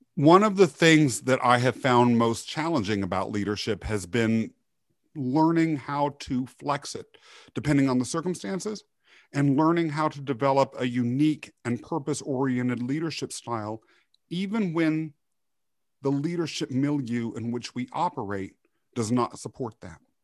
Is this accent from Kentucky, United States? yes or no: no; Kansas, United States; also born or lived in Europe; they brought me to the U S where I was raised in Kansas.